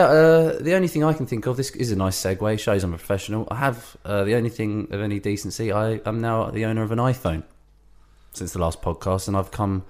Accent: Brighton, South East England, United Kingdom; We're from me and … from Brighton, known as the birthplace of the gay.

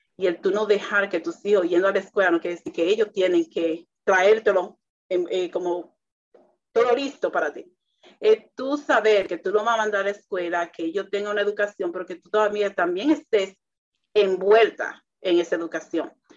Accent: Dominican Republic; para mi cultura, que soy dominicana

